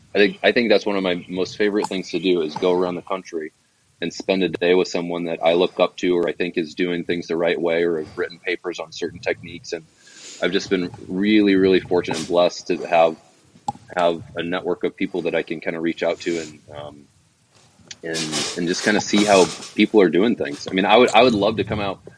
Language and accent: English; Davenport, Iowa, United States; moved away as an adult; also born or lived in Colorado; now in Arizona, United States; I grew up in Davenport, Iowa, which is over on the eastern eastern side of the state on the on the Mississippi